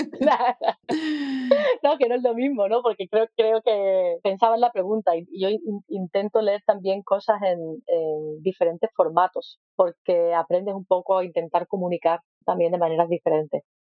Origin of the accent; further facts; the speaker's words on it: Spain; moved away; Yo soy de España